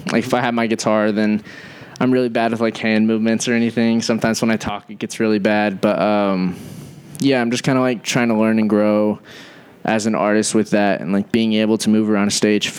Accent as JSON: {"language": "English", "region": "Missouri", "country": "United States", "moved": "as an adult", "lives_now": "Nashville, United States", "said": "I'm from Missouri."}